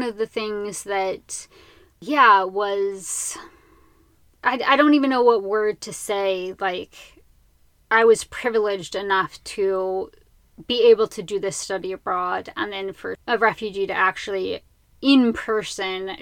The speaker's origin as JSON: {"language": "English", "country": "United States", "said": "I am from a place that thinks that all of these people don't matter"}